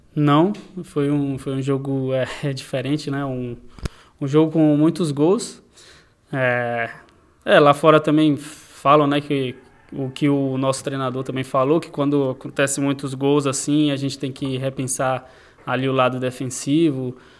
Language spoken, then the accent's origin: Portuguese; Brazil; no Brasil, no, no país onde eu nasci